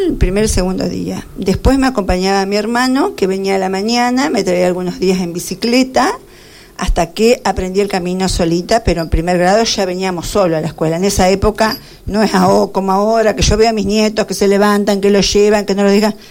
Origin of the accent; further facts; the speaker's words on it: Carlos Casares, Buenos Aires Province, Argentina; nacida en Carlos Casares, toda la vida estuve en, en Carlos Casares, toda mi vida viví en Carlos Casares, en el barrio Moreno, casa 34